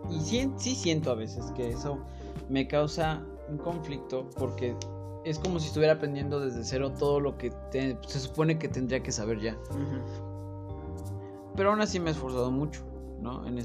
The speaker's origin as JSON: {"language": "Spanish", "country": "Mexico", "said": "soy un cocinero mexicano"}